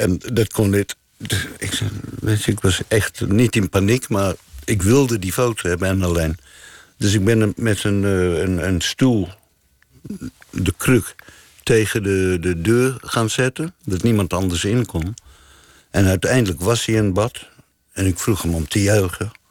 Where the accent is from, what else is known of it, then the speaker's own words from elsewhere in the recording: South Africa; now in Amsterdam, Netherlands; Ehm, nou, ik ben uit Zuid-Afrika vertrokken. Een eenrichting ticket naar Luxemburg. Door Duitsland. In Nederland terechtgekomen, Amsterdam.